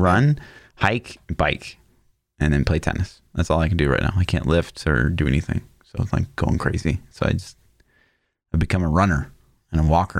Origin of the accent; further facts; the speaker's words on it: Kansas City, United States; I'm actually from Kansas City